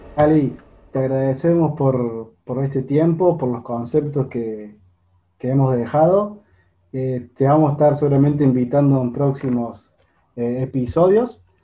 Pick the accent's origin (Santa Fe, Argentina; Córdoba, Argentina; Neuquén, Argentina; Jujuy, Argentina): Córdoba, Argentina; Los cordobeses pagamos impuestos carísimos